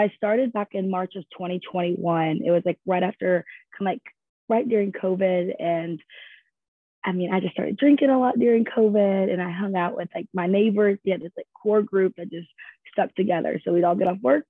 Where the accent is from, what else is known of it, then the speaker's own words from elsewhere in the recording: Louisville, Kentucky, United States; I'm from Louisville, Kentucky, but I went to school with Ashton at Western.